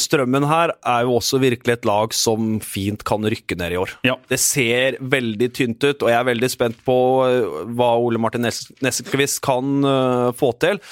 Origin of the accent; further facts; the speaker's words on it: Moss, Østfold, Norway; en mann jeg er oppvokst med på Melløs